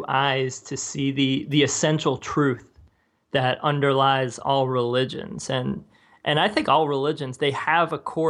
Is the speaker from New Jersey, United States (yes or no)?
yes; New Jersey, United States; I grew up in New Jersey, and a lot of people were Christian, particularly like Roman Catholic.